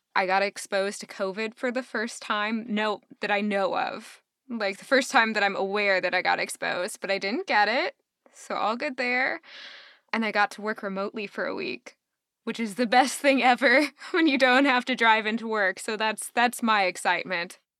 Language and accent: English; Southern Indiana, United States; Born and raised in Southern Indiana, I'm still here.